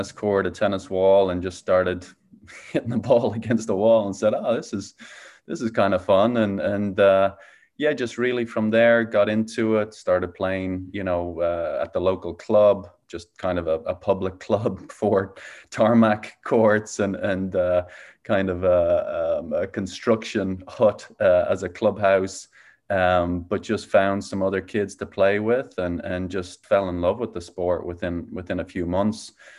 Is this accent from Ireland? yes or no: yes; Dublin, Leinster, Ireland; now in Phoenix, United States; Yeah, so I grew up in Dublin, Ireland. I'm now living in Phoenix, Arizona.